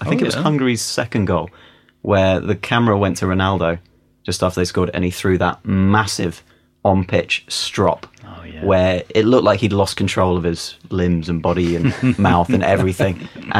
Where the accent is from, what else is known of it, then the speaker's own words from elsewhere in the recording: England, United Kingdom; Even as an Englishman